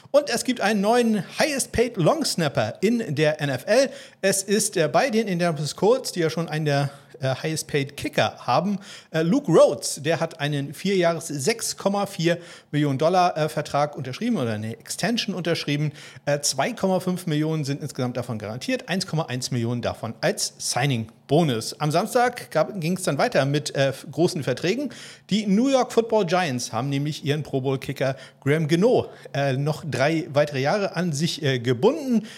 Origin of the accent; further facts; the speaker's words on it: about 20 km from Kiel, Schleswig-Holstein, Germany; now in Kiel, Germany; Ich wohne ja in Kiel und bin so 20 Kilometer von Kiel entfernt zur Schule gegangen